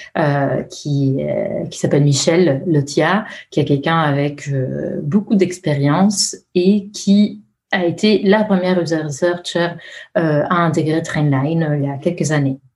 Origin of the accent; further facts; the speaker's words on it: Italy; accent: Italian; French is a second language; moved away; je suis italienne. ça pourrait être euh, euh, déjà mon, nom et mon accent euh, devraient vous aider à le déduire